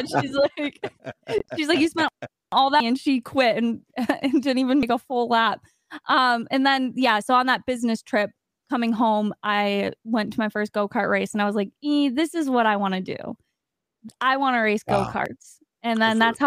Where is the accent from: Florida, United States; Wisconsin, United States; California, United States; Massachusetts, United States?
Wisconsin, United States; I'm from Wisconsin on ice.